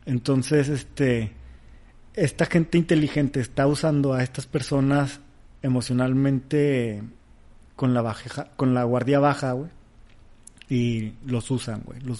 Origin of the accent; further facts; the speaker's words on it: Mexico City, Mexico; Nosotros somos chilangos, estamos en el medio y sabemos, tenemos esta información.